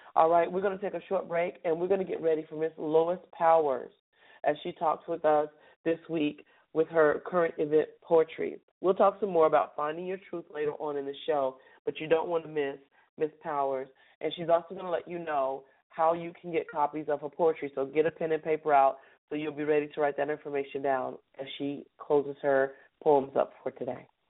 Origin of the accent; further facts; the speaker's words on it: Charlotte, North Carolina, United States; we're going to start in my hometown